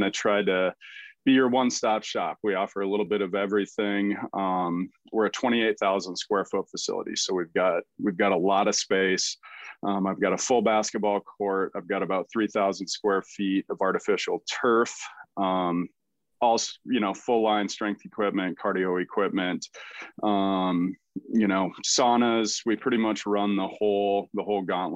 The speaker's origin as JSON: {"language": "English", "town": "Des Moines", "region": "Iowa", "country": "United States", "said": "I'm not originally from this area. I'm originally from Des Moines, Iowa, right down by there"}